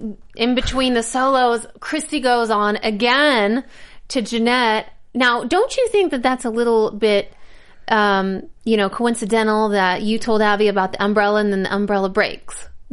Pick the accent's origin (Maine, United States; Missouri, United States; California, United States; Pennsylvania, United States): Missouri, United States; I am from Missouri.